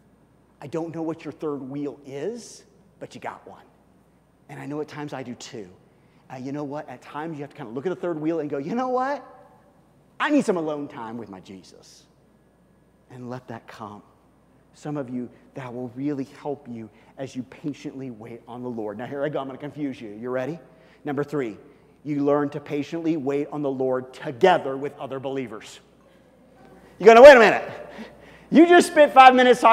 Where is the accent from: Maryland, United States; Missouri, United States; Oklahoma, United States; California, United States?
Missouri, United States; Kansas City; moved away; also born or lived in Colorado; I grew up in Kansas City. I grew up in Missouri.